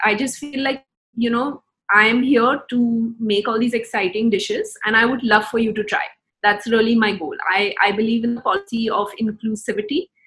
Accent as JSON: {"language": "English", "country": "India", "tie": "born or raised there", "said": "Growing up in India"}